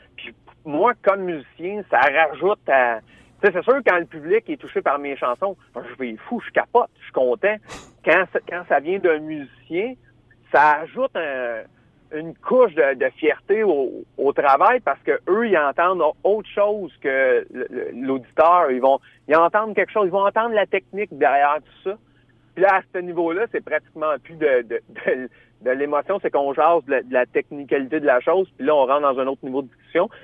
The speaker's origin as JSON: {"language": "French", "town": "Drummondville", "region": "Quebec", "country": "Canada", "tie": "born or raised there", "said": "je suis natif de Drummondville. Puis quand j'étais petit gars, hein, j'étais adolescent"}